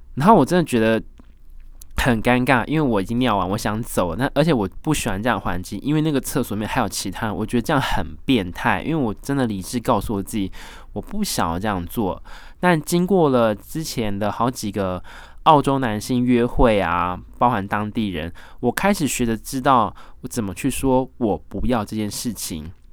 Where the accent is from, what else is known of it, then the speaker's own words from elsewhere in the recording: Taiwan; 我来自台湾啊，来这边二零一七年打工度假啦